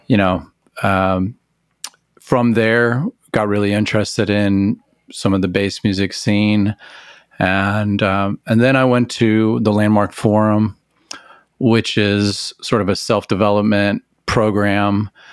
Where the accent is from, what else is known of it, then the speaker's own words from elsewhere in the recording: Amarillo, Texas, United States; I grew up in Amarillo, Texas